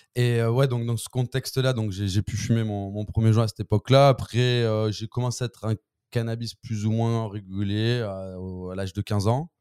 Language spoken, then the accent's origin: French; Marseille, Provence-Alpes-Côte d'Azur, France; je suis marseillais